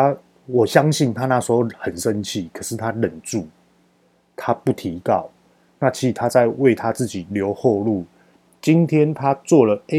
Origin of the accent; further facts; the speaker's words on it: Taiwan; 那我们台湾人去跟美国告这种大型公司根本告不动